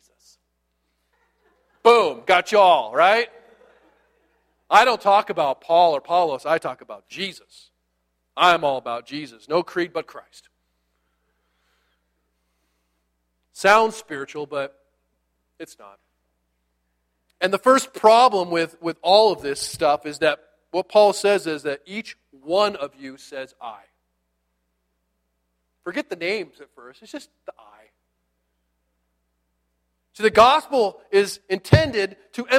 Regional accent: United States; I'm an American

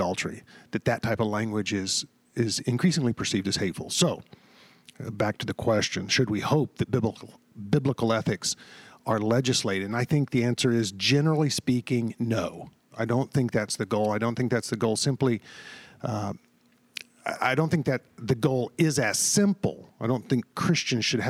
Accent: Texas, United States; I grew up in the South, in Texas, and what was often described as the Bible Belt

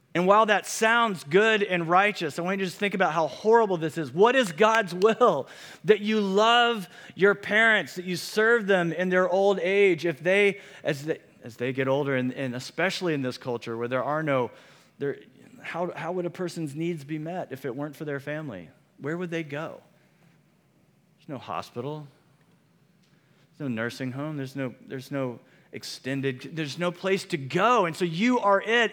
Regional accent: Midwest, United States; moved away; Where I grew up in the Midwest

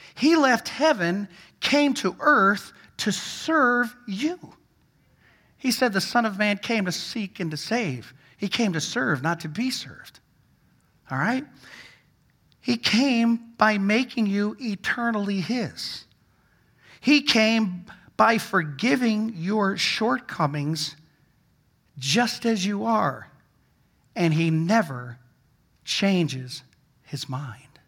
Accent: Vermont, United States; I grew up in Vermont

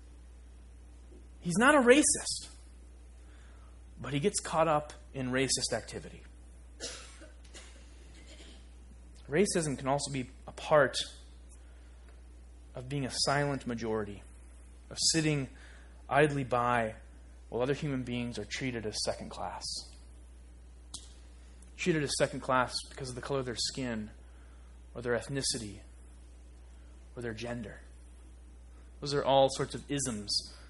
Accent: Northwest Iowa, United States; also born or lived in Minnesota; now in Overland Park, Kansas, United States; I grew up in Northwest Iowa, in a community so homogeneous, we thought somebody half German was unique

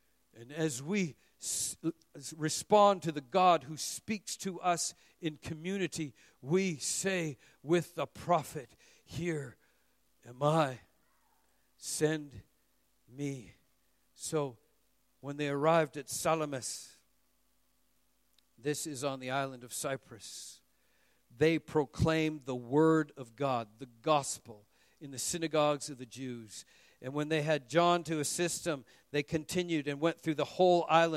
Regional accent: Vancouver, British Columbia, Canada; moved away as an adult; now in Singapore; Emmanuel Baptist Church in Vancouver

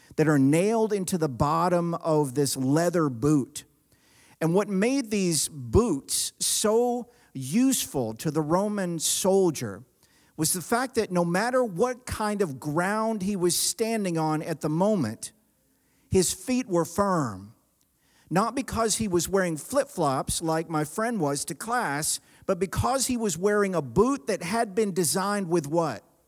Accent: the South, United States; I grew up in the South

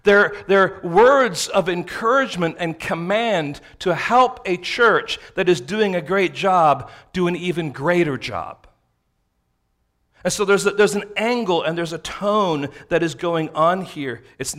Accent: San Francisco, California, United States; if someone asks you, where are you from? We're from San Francisco.

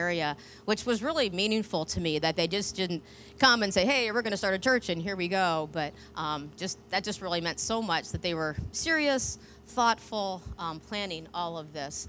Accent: Northeast, United States; moved away as an adult; now in Gainesville, United States; I'm from the Northeast

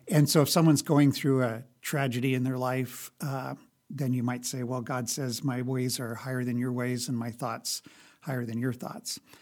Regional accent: Lincoln, Nebraska, United States; I grew up here in Lincoln

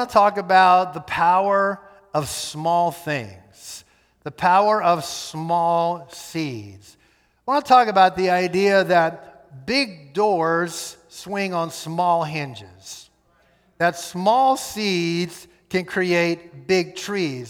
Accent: United States; We are Westerners, we are American

